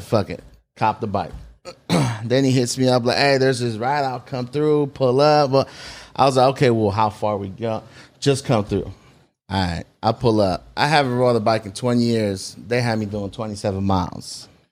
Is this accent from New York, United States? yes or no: no; South San Francisco, California, United States; I was born in San Francisco, Saint Luke's Hospital, and then, uh, moved to South City when I was about eight